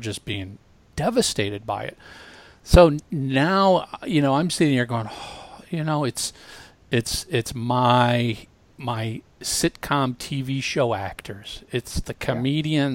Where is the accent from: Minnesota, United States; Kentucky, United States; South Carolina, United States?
Minnesota, United States; I grew up in Minnesota